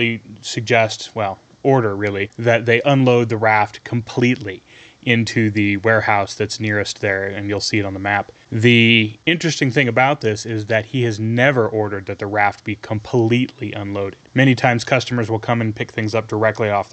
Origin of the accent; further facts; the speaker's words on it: Colorado, United States; we're from Colorado, or at least we live in Colorado now, in Kim's case